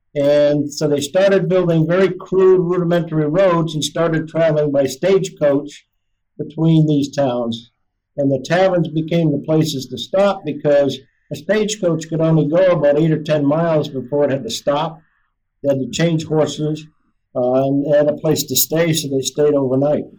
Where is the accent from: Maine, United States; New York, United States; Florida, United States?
Maine, United States; Old Town; moved away as an adult; I grew up in Old Town, Maine